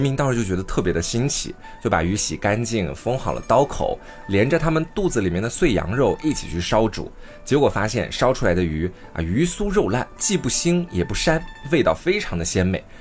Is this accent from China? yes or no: yes; Anhui, China; moved away; 我自己是一个土生土长的安徽人，我在安徽 待了有十几年的时间